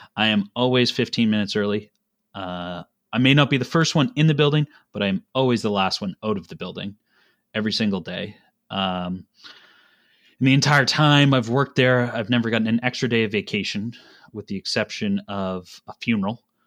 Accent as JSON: {"language": "English", "region": "Nova Scotia", "country": "Canada", "tie": "born or raised there", "moved": "as an adult", "lives_now": "Kitchener, Canada", "said": "I grew up in Nova Scotia, um, in a family business"}